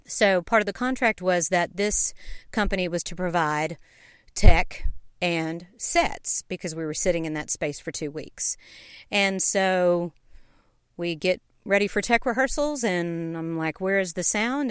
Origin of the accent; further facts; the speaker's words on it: Knoxville, Tennessee, United States; also born or lived in Savannah, Georgia; I was born in Savannah, Georgia, and grew up in Knoxville, Tennessee